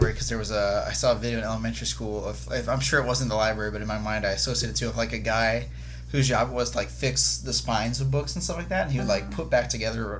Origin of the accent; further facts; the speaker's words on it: Florida, United States; I was born at the hospital. That's like 5 miles from where mom and dad still live. Moved around a little bit, but had born and raised in Florida. Never until now in adulthood have lived in Orlando, but I'm enjoying it here.